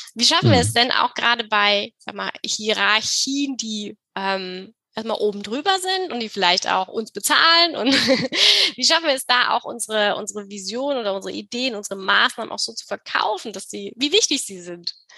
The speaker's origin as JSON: {"language": "German", "country": "Germany", "said": "wie wir eben auch als Deutsche ähm, wachsen oder groß werden"}